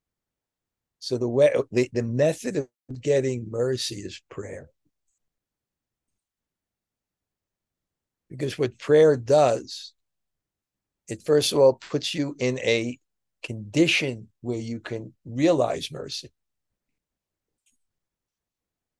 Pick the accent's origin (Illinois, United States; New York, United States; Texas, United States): New York, United States; moved away; I'm from New York